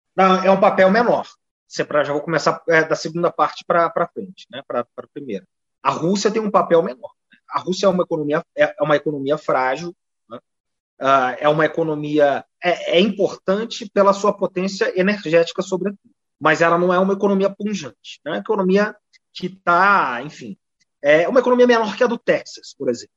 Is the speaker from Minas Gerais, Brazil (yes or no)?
yes; Poços de Caldas, Minas Gerais, Brazil; moved away; also born or lived in São Paulo; eu sou mineiro